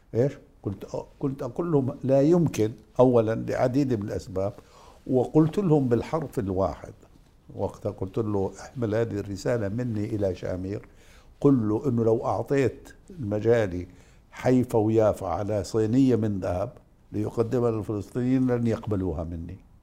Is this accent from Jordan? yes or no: yes; Jordan; انا اردني